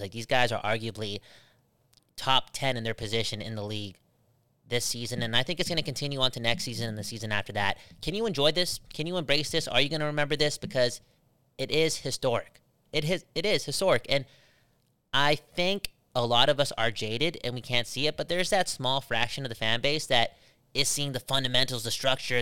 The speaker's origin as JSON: {"language": "English", "town": "Surrey", "region": "British Columbia", "country": "Canada", "said": "I'm from Surrey. I'm from Surrey."}